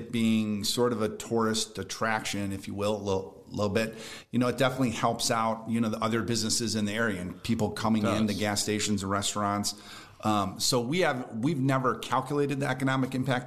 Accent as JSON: {"language": "English", "town": "Brunswick", "region": "Ohio", "country": "United States", "tie": "born or raised there", "said": "I'm 47 years old. I grew up in Brunswick, and I'd been going to Mapleside since I was a kid"}